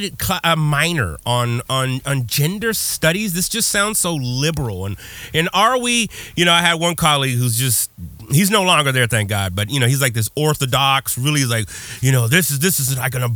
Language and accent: English; Texas, United States; growing up in Texas